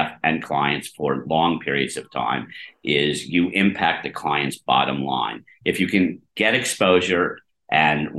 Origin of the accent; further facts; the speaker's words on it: Harrisburg, Pennsylvania, United States; now in New York, United States; I grew up in Harrisburg, Pennsylvania. I'm a small town kid. I mean, I've lived in New York for 40 years